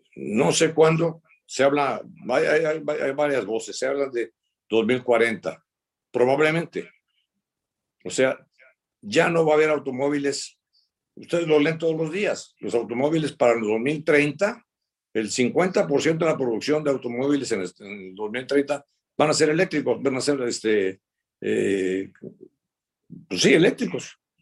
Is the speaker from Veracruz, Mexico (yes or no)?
yes; Veracruz, Mexico; yo soy de Veracruz